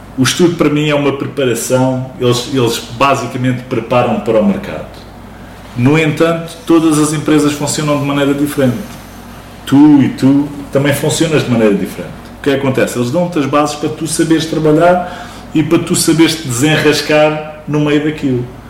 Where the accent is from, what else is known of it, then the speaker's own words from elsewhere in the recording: Barreiro, Setúbal, Portugal; moved away as an adult; also born or lived in Lisbon / United Kingdom; Originalmente do Barreiro, mas nasci em Lisboa, vim para o Barreiro porque os meus pais já cá moravam. Vivi durante grande parte da minha vida no Barreiro